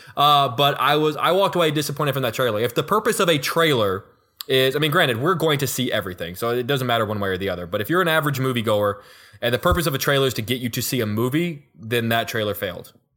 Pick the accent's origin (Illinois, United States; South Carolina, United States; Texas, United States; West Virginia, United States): Texas, United States; Houston; I'm from Houston